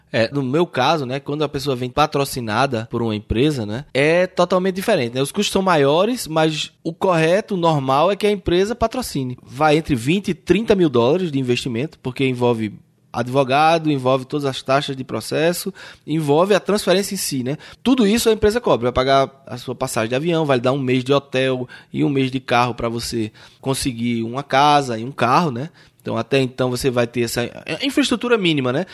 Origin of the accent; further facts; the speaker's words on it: Brazil; now in United States; como brasileiro